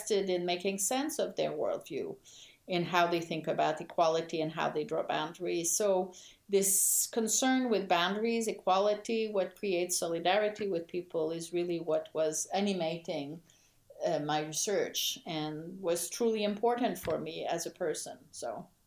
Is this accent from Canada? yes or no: yes; Quebec, Canada; moved away; I grew up in Quebec in a context where French Canadians were very much discriminated